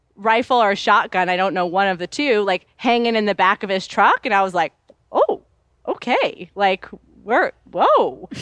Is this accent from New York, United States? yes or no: yes; New York City, New York, United States; I grew up in New York City